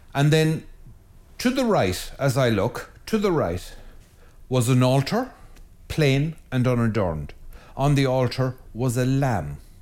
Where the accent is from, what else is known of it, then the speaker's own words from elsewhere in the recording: Ireland; I am an Irish priest in Ireland